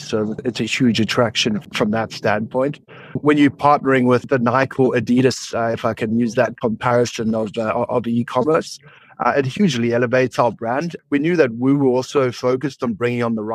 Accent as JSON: {"language": "English", "country": "South Africa", "said": "I'm also a South African"}